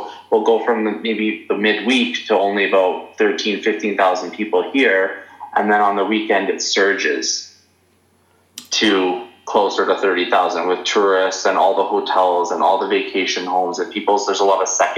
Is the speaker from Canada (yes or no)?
yes; Prince Rupert, British Columbia, Canada; now in Canmore, Canada; what have I brought from Prince Rupert to here, I guess I would say I like the small town vibe